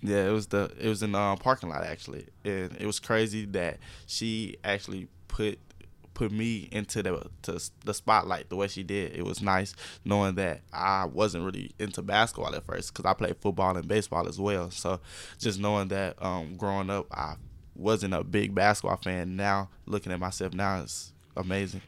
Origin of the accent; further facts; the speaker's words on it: Jacksonville, Arkansas, United States; being from Jacksonville, um, knowing everyone and just knowing that the community is behind me.